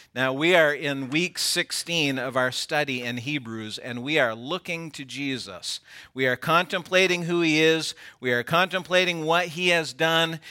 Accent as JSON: {"language": "English", "country": "United States", "said": "I am American."}